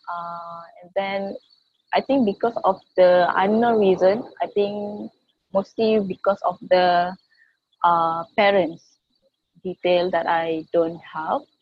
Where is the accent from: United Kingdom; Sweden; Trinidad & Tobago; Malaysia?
Malaysia; I'm from Malaysia. I was born in Malaysia.